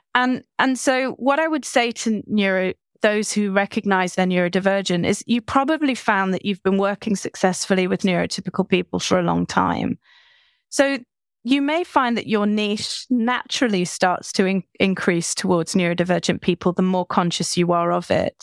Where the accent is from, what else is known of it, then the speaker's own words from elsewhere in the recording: United Kingdom; I'm British.